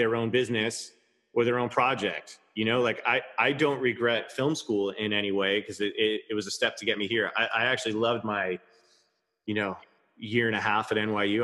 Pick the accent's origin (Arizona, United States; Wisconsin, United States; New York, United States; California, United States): New York, United States; Levittown; I grew up in Levittown, Long Island